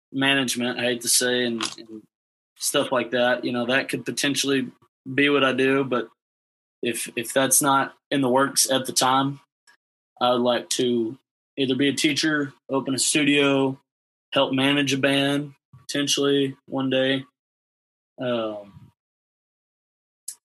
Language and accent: English; Abilene, Texas, United States; I'm from the Abilene area